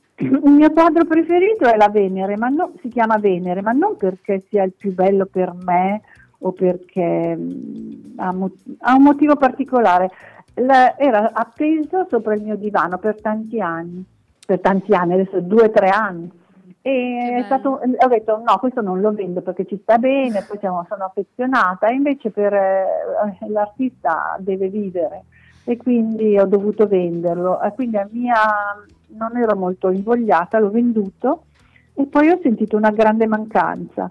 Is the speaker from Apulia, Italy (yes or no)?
no; Milan, Lombardy, Italy; also born or lived in Villasor, Sardinia; sono nata in Sardegna, ma ho sempre vissuto a Milano